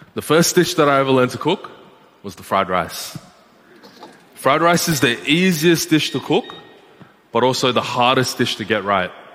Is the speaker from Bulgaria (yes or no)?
no; Malaysia; Growing up in Malaysia, the kitchens are outside, just like this.